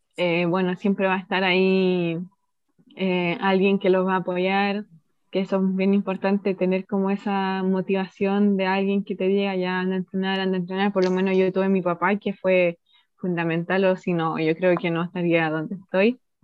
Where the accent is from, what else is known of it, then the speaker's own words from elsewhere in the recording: Chile; soy chilena